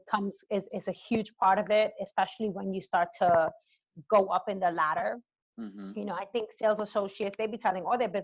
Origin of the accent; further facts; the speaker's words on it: New York City, New York, United States; growing up in the Bronx, I mean, I'm an 80s child, and the 80s era in the South Bronx, you know, when I was growing up